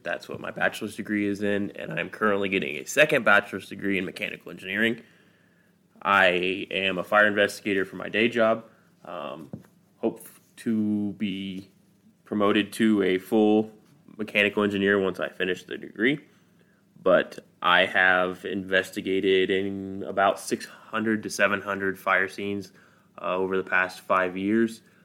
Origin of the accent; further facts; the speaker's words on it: Midwest, United States; I'm from the Midwest, so we don't really have hurricanes or earthquakes here